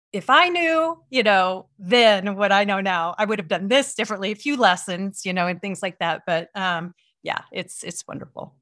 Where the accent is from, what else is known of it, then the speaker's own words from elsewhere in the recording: Midwest, United States; moved away; I grew up in the Midwest